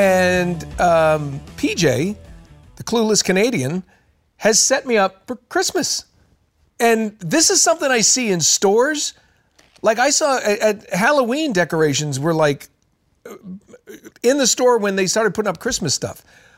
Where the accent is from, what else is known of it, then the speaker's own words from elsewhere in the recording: Ukraine; I'm from Ukraine and I like to take care of American type celebrations.